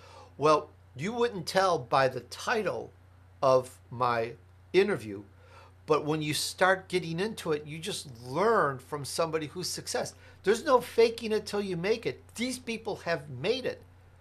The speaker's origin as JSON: {"language": "English", "town": "Chicago", "region": "Illinois", "country": "United States", "tie": "born or raised there", "also_born_or_lived": "Italy", "said": "Hey, I'm Italian, I was born in Italy. I grew up in Chicago, blah, blah, blah."}